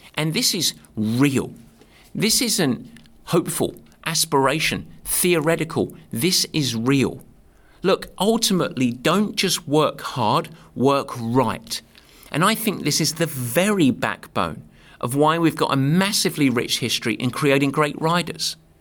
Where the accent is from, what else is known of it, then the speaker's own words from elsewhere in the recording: England, United Kingdom; also born or lived in north of San Francisco, California; now in San Francisco area, United States; I'm English. I'm used to the nasty weather. But now I'm a California boy